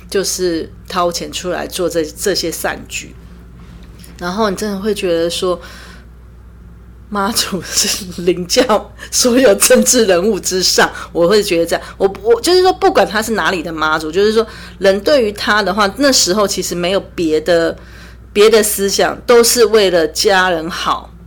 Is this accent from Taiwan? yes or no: yes; Taiwan; 身为台湾人必做的十项是这一项是我我还蛮赞同的